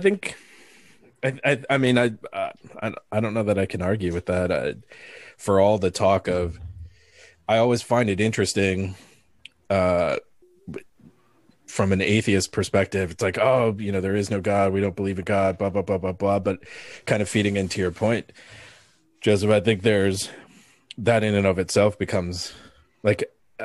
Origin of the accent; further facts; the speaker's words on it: Philippines; moved away; I'm from the Philippines